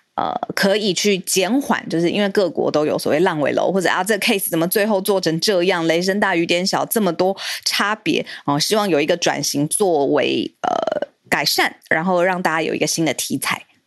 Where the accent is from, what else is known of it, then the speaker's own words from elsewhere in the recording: Taiwan; 身为台湾人